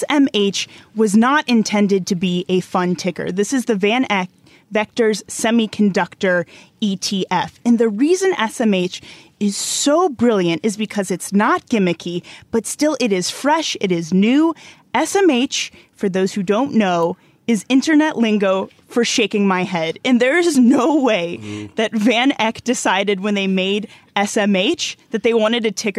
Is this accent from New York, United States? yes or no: yes; New York, United States; moved away as an adult; now in London, United Kingdom; as you can tell from my accent, I come from New York.